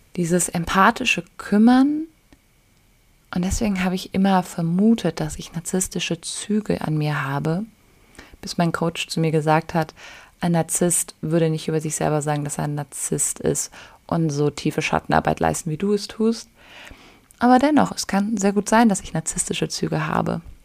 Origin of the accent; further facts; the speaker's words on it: Germany; now in Bali, Indonesia; ich als Deutsche